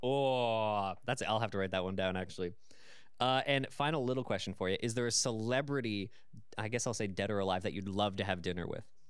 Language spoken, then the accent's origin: English; London, Ontario, Canada; I was born and raised in London, so I'm naturally used to this city